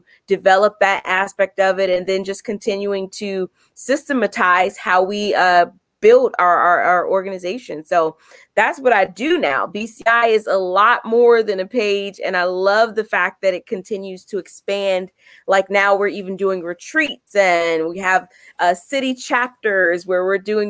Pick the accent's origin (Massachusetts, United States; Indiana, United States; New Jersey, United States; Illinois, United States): Illinois, United States; Chicago; my hometown is Chicago, and I still am here in Chicago. Love it here. Been here my entire life, worked here, grew up here